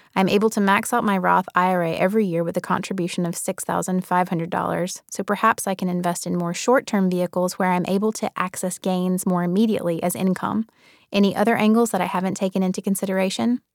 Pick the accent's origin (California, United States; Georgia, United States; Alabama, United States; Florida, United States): Alabama, United States; Birmingham; now in New York, United States; I grew up in Birmingham, Alabama